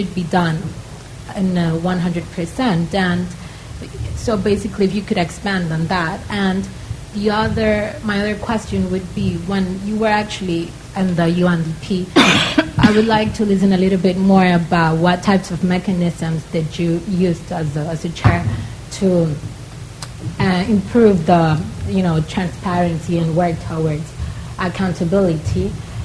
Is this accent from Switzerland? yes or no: no; Dominican Republic; I come from Dominican Republic